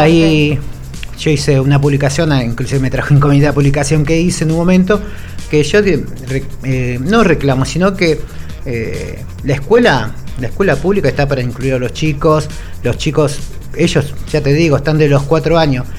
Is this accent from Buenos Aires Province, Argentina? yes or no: yes; San Francisco Solano, Buenos Aires Province, Argentina; me crié en un barrio en Clay el Solano un barrio que es re futbolero